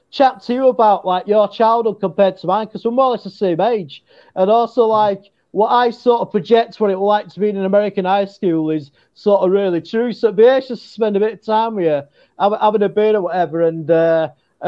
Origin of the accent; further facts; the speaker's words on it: Yorkshire and the Humber, United Kingdom; accent: Yorkshire English; my Yorkshire English accent.